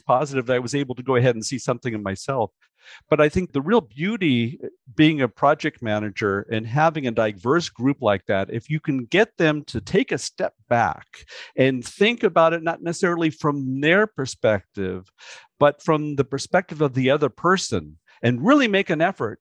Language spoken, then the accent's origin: English; United States; growing up in the United States where people come from everywhere